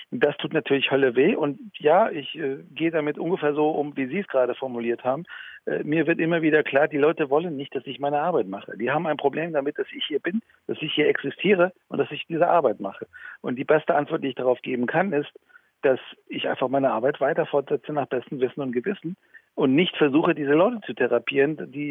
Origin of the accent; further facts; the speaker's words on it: Iran; ich bin ursprünglich aus dem Iran